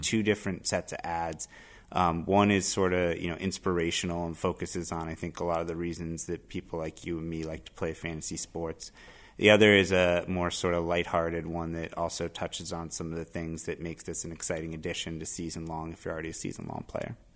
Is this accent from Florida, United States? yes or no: yes; Miami, Florida, United States; moved away as an adult; now in Boston, United States; I grew up in Miami, but I've been in Boston for a uh, better part of a decade and a half now.